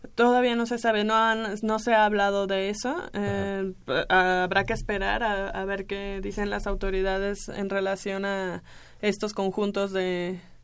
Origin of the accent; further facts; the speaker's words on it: Mexico; nos ponemos como mexicanos